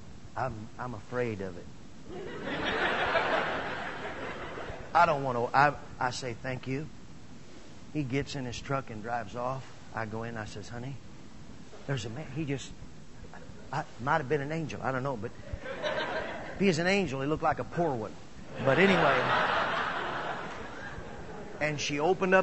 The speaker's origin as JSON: {"language": "English", "region": "Midwest", "country": "United States", "also_born_or_lived": "Phoenix, Arizona", "moved": "yes", "said": "I was actually from the Midwest"}